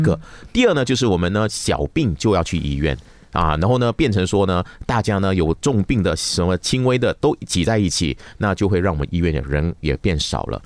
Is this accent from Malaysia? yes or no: yes; Malaysia; 我们马来西亚